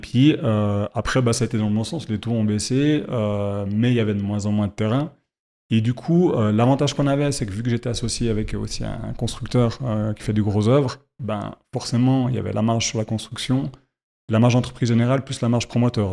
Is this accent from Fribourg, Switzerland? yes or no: yes; Fribourg, Switzerland; je suis fribourgeois